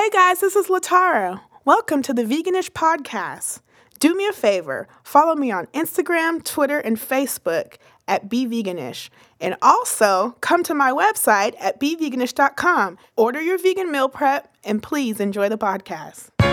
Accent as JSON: {"language": "English", "region": "California", "country": "United States", "tie": "born or raised there", "said": "I grew up in California"}